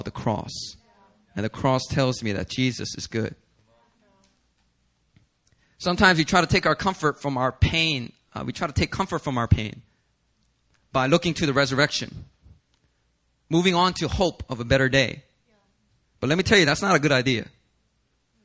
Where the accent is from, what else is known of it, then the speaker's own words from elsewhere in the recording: United States; as an American citizen, I'm praying for America.